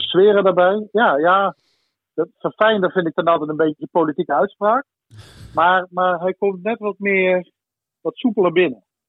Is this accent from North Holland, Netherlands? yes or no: no; Limburg, Netherlands; moved away as an adult; also born or lived in Venlo / Enschede; En ik kom oorspronkelijk uit Limburg